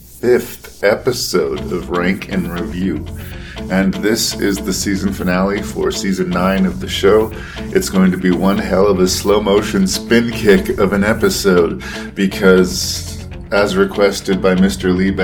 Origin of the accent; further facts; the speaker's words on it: Canada; because I'm Canadian.